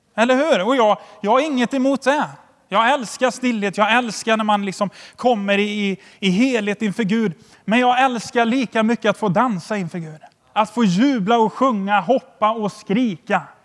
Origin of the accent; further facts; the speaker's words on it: Sweden; som svensk